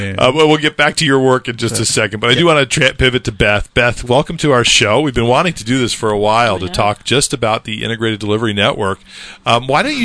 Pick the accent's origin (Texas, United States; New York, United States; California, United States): California, United States; central coast of; moved away; I grew up in the on the central coast of California, surfing